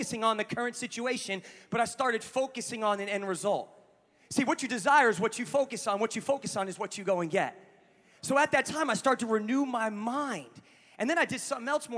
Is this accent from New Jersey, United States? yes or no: yes; New Jersey, United States; moved away; I'm a guy from Jersey